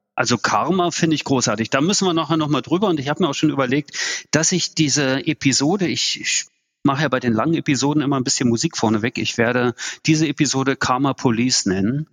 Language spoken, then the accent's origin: German; East Germany, Germany; also ich bin in der DDR geboren